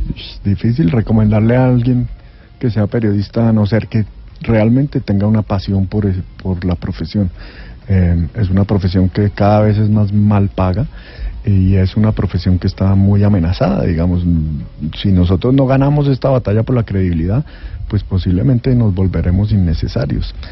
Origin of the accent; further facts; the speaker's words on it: Colombia; lo que somos los colombianos